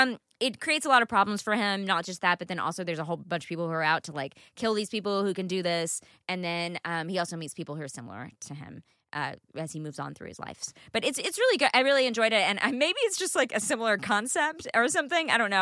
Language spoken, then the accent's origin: English; United States; accent: southern; That's my southern accent too.